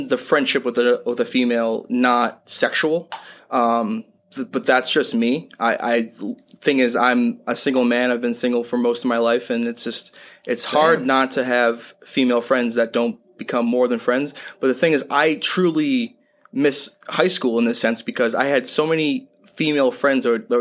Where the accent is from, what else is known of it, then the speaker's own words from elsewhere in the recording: Springfield, Massachusetts, United States; After third grade, I moved back to my hometown of Springfield, Massachusetts